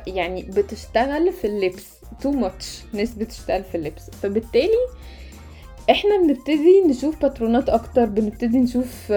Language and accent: Arabic; Egypt; احنا عرب مصريين